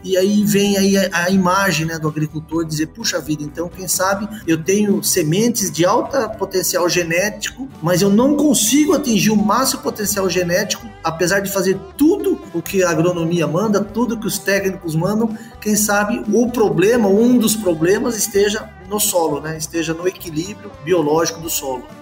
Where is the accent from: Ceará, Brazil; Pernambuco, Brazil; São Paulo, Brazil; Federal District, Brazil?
São Paulo, Brazil; Botucatu; sou natural de, de Botucatu, né? uma cidade do interior de São Paulo